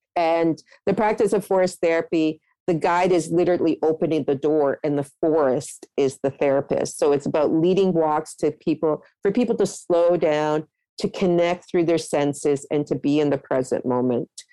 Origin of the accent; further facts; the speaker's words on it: Toronto, Ontario, Canada; also born or lived in Halifax, Nova Scotia; I was growing up in Scarborough everywhere was forested areas